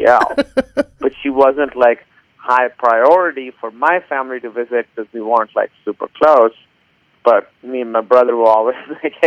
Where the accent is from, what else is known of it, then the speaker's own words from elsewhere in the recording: Karachi, Sindh, Pakistan; moved away as an adult; now in Los Angeles, United States; I grew up in Karachi, Pakistan, and now I live in Los Angeles, California.